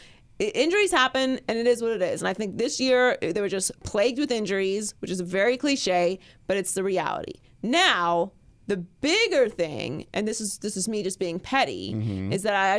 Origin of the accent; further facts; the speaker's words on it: Pittsburgh, Pennsylvania, United States; now in Los Angeles, United States; I'm from Pittsburgh, actually. I've been very clear. I'm from Pittsburgh.